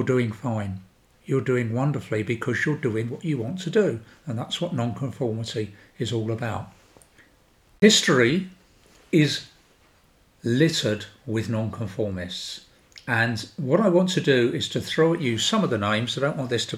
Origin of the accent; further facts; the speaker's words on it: London, United Kingdom; I come from South London, which you can probably tell anyway